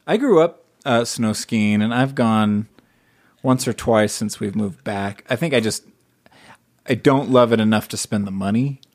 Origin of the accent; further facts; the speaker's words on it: United States; also born or lived in Hawaii / Las Vegas, Nevada; now in Utah, United States; I grew up in, in Southern California and Hawaii